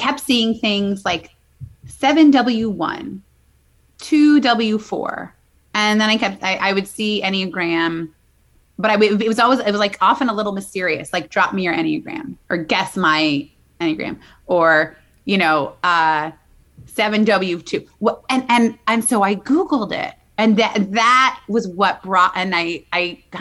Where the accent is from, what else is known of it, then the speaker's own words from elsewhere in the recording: Midwest, United States; now in New York City, United States; I'm from the Midwest, but I've been in New York City a long time.